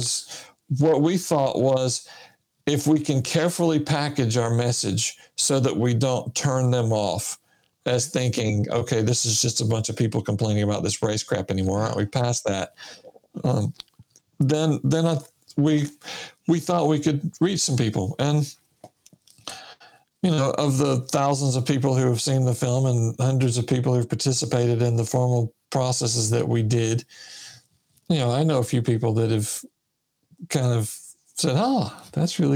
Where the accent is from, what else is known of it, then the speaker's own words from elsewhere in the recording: Sylacauga, Alabama, United States; moved away as an adult; also born or lived in Michigan; I was raised in Sylacauga, Alabama.